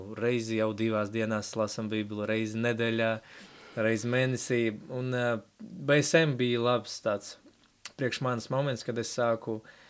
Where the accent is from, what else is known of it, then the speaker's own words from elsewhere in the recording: Latvia; first language Russian; Latvian is a second language; izaugu ģimenē, kas bija atbraukusi uz Latviju. Sanāk, tētis no Ukrainas, mamma no Baltkrievijas